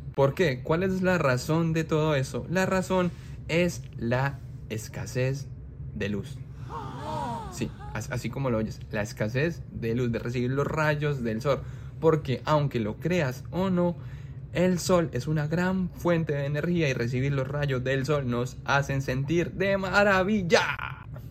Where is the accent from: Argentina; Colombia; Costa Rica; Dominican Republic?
Colombia; moved away; mi país, como es Colombia